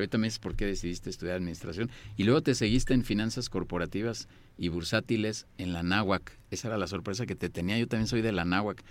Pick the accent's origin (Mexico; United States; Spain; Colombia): Mexico; yo también soy mexicano